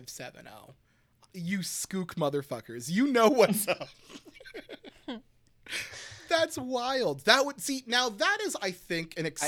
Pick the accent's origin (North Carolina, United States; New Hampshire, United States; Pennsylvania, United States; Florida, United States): Pennsylvania, United States; Pottsville; I grew up in Pottsville